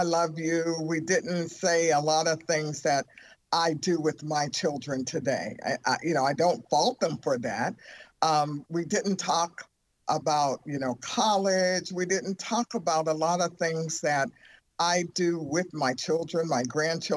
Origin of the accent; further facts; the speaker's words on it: Youngstown, Ohio, United States; I grew up in Youngstown, Ohio.